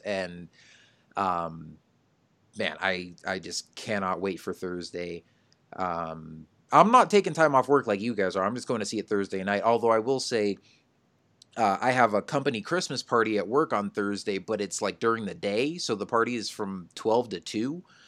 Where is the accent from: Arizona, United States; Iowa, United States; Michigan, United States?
Arizona, United States; Phoenix; I'm from Phoenix, too.